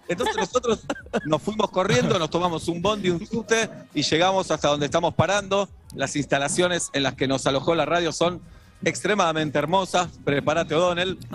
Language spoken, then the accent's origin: Spanish; Argentina; somos argentinos